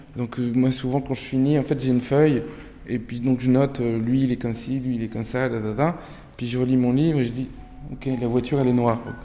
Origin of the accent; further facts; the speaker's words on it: Nantes, Pays de la Loire, France; first language Turkish; French is a second language; moved away; also born or lived in Paris; j'ai grandi à Nantes